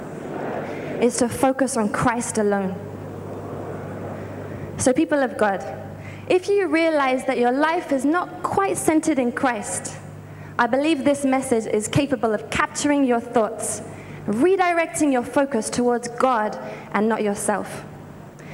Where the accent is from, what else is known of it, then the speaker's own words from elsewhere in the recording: United Kingdom; now in Lagos, Nigeria; I'm originally from the United Kingdom